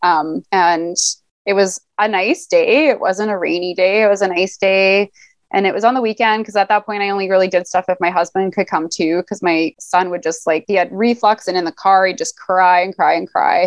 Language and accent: English; Alberta, Canada; now in Vancouver, Canada; I grew up in Alberta